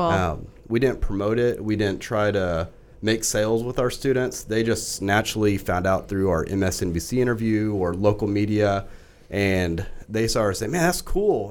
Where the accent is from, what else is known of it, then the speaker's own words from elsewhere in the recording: Fort Worth, Texas, United States; now in Frisco, United States; I grew up in Fort Worth